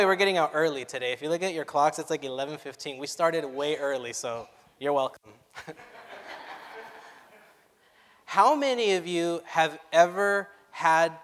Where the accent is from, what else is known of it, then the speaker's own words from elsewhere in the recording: Orange County, California, United States; I was brought up in the Orange County churches, from the Anaheim Spanish Church to the Sunkist Church